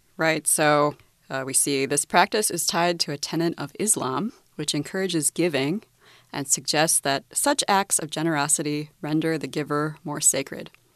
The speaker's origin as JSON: {"language": "English", "country": "United States", "said": "as an American"}